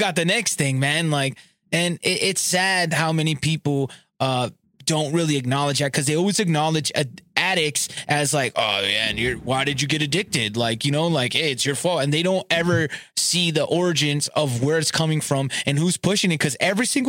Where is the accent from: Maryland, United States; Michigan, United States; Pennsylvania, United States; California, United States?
California, United States; Southern; I grew up in Southern California